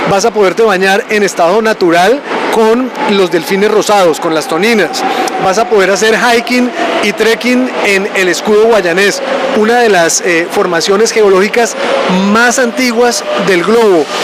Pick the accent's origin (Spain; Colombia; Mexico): Colombia